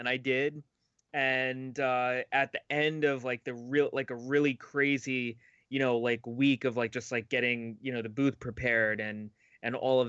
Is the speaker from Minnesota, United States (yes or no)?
no; New York City, New York, United States; growing up in Forest Hills